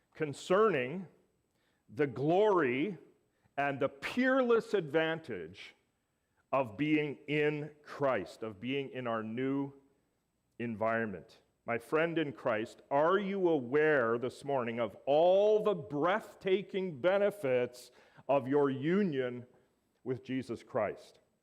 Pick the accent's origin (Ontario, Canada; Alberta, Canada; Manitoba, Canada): Alberta, Canada; Growing up in Alberta